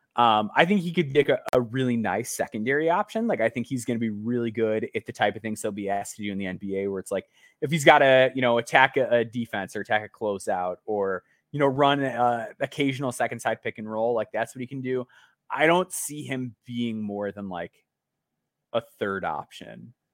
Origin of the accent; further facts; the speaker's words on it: Illinois, United States; my home state.